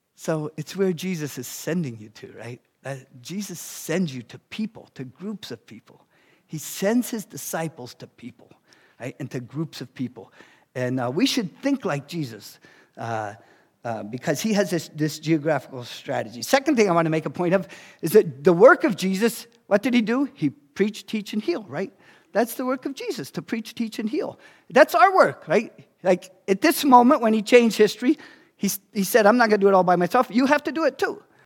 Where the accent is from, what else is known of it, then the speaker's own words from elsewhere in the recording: New York City, New York, United States; So, I grew up in Brooklyn, New York